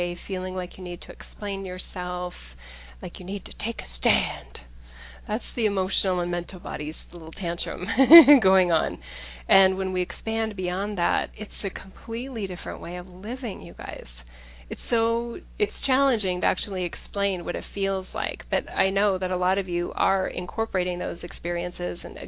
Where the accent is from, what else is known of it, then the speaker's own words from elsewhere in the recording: United States; as an American